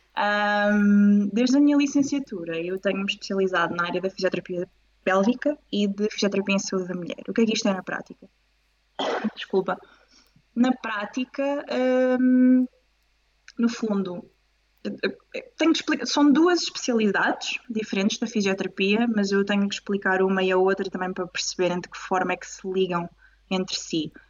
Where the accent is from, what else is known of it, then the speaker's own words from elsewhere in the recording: Coimbra, Centro, Portugal; moved away as an adult; now in Lisbon, Portugal; sou originária de Coimbra, mas agora estou em Lisboa